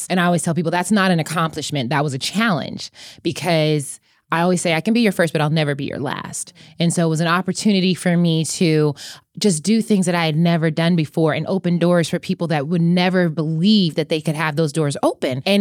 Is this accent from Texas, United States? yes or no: yes; Austin, Texas, United States; also born or lived in Germany; But but I was actually born in Germany, moved around a lot and kind of grew up in Austin and then just everywhere.